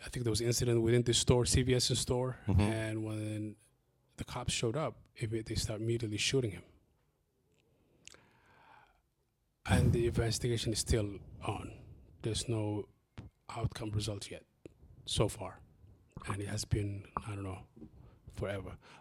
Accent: Columbus, Ohio, United States; English is a second language; also born or lived in Somalia / Kenya; the community that I grew up into in Linden

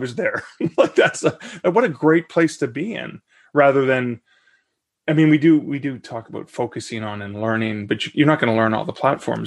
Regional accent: Hamilton, Ontario, Canada; I'm from Hamilton

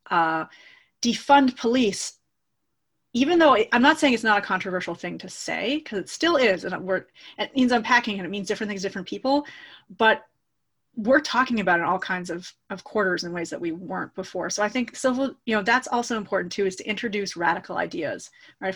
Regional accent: Toronto, Ontario, Canada; I'm a Canadian. I grew up in Toronto.

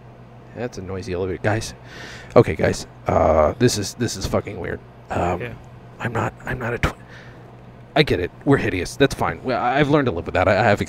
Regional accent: Los Angeles, California, United States; I'm from Los Angeles

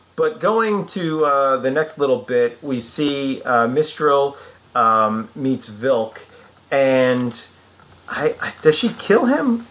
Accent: Long Island, New York, United States; growing up in Long Island, New York

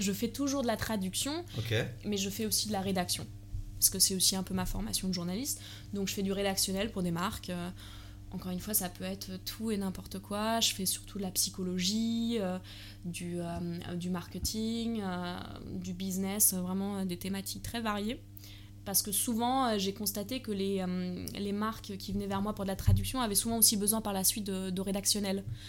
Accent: Germany; moved away as an adult; also born or lived in Paris, France; J'ai grandi en Allemagne. Et euh, à l'âge de 18 ans

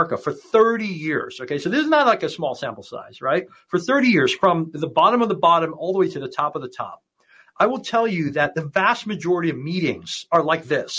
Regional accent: Hong Kong; I grew up in Hong Kong

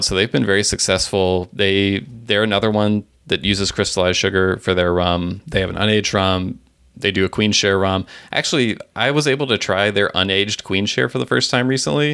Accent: Tennessee, United States; my home state of Tennessee

